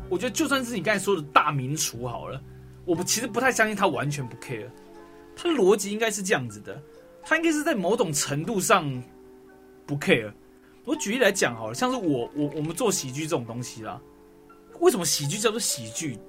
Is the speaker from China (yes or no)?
no; Taoyuan, Taiwan; 我是桃园人